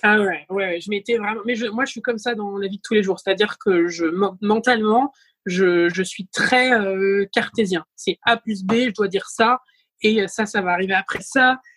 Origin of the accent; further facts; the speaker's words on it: Saint-Malo, Brittany, France; also born or lived in Rennes; j'étais passée de Saint-Malo à Rennes